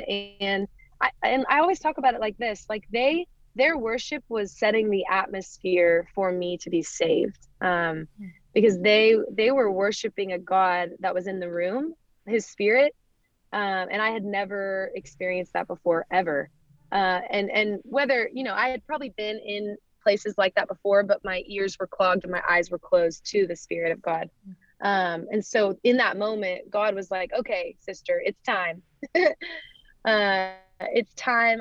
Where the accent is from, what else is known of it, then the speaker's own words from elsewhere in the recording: Dallas, Texas, United States; I grew up in Dallas, Texas